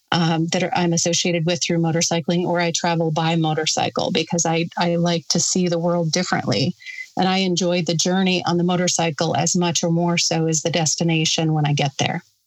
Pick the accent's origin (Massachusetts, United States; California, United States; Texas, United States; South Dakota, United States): South Dakota, United States; Sturgis; also born or lived in Custer, South Dakota; I grew up in Sturgis. I was born and raised in Sturgis